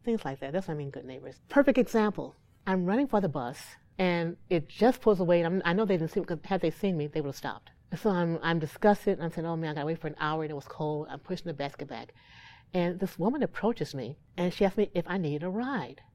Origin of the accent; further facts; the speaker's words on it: Gary, Indiana, United States; I'm from Gary